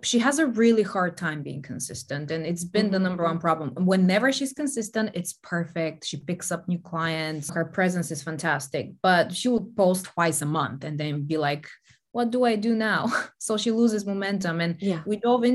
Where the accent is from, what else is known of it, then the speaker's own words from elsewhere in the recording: Bulgaria; moved away as an adult; also born or lived in Denmark; Growing up in Bulgaria, I'd never left the country